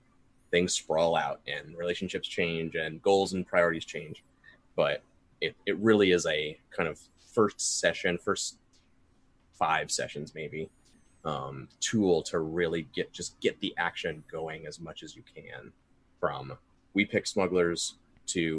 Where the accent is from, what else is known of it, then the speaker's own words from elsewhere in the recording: Kentucky, United States; I'm from Kentucky